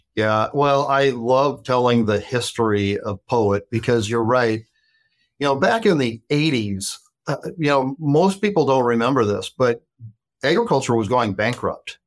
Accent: Watertown, South Dakota, United States; also born or lived in Dallas, Texas; I grew up in Watertown, South Dakota

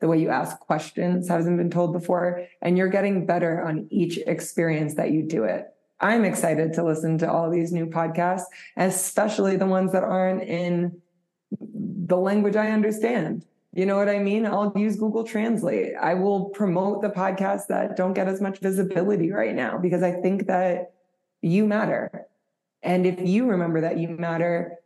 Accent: New York, United States; moved away as an adult; now in Nairobi, Kenya; I grew up in New York and I moved to Kenya about 4 years ago

